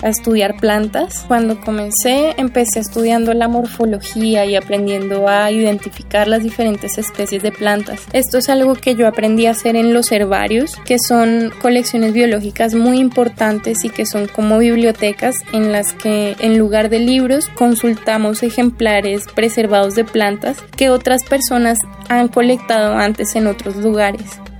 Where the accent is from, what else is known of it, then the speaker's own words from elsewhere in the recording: Colombia; moved away as an adult; now in Mexico; soy colombiana y llevo seis años en México haciendo mis estudios de posgrado